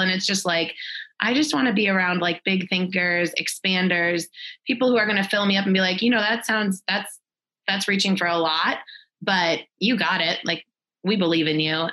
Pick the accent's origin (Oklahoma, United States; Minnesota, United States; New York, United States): Minnesota, United States; moved away as an adult; also born or lived in Texas; now in Fort Collins, United States; we're both originally from Minnesota